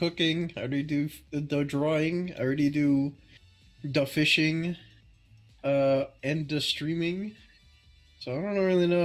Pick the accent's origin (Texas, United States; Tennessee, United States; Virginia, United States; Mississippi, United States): Texas, United States; I'm from Texas